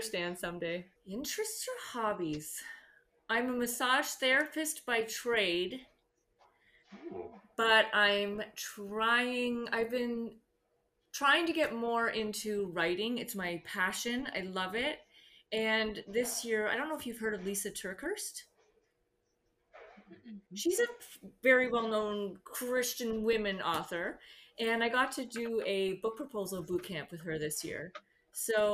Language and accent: English; Vineland, Ontario, Canada; I'm from Vineland, Ontario, Canada, which is about 15, 20 minutes from Niagara Falls and an hour from Toronto